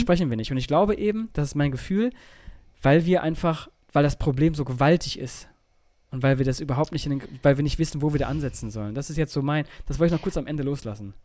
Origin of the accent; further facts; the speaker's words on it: Germany; da, wo ich herkomme, oben in Richtung Holland